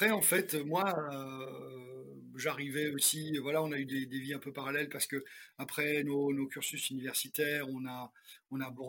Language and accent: French; France; Puis moi, euh, comme on est biculturel, on est français, on l'a pas dit, on est français américain.